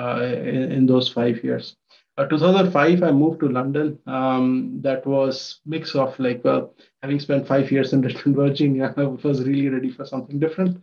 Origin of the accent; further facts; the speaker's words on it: Ujjain, Madhya Pradesh, India; moved away as an adult; also born or lived in Mumbai, India; now in United States; So I come from Ujjain, Madhya Pradesh in India, a small town